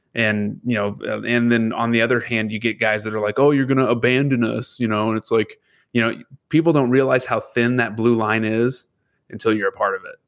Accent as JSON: {"language": "English", "town": "Lebanon", "region": "Indiana", "country": "United States", "tie": "born or raised there", "lives_now": "northern Indiana, United States", "said": "Lebanon, Indiana, that was my hometown, is where I was born and raised"}